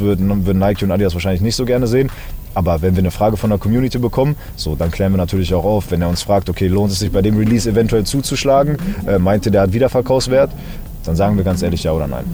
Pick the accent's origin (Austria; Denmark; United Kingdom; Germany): Germany; Berlin; now in Dortmund, Germany; Ich bin in Berlin geboren